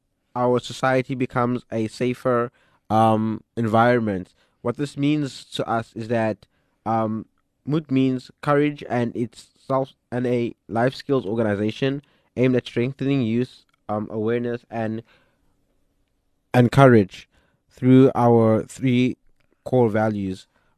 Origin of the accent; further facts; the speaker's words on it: DR Congo; born there; So I was born in Congo. I am now 24 years old.